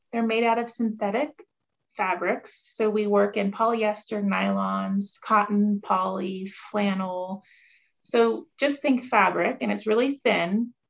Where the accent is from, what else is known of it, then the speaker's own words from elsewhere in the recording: Ohio, United States; moved away as an adult; now in Jackson, United States; I grew up in Ohio and my family spent our summers on Lake Erie.